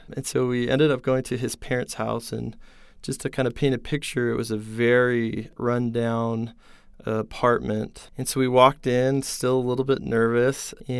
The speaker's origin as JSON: {"language": "English", "town": "Salt Lake City", "region": "Utah", "country": "United States", "tie": "born or raised there", "said": "So I grew up in Salt Lake City, Utah, and then out of high school, I came to BYU."}